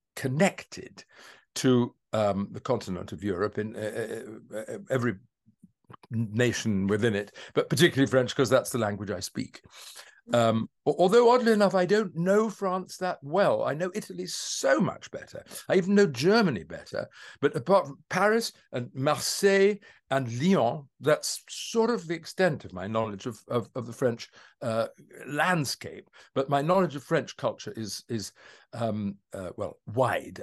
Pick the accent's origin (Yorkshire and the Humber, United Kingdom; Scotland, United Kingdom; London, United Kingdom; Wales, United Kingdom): London, United Kingdom; I was born in Streatham